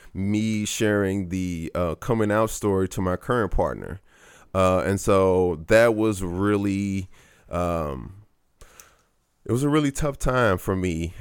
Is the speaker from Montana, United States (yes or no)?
no; St. Louis, Missouri, United States; growing up in Saint Louis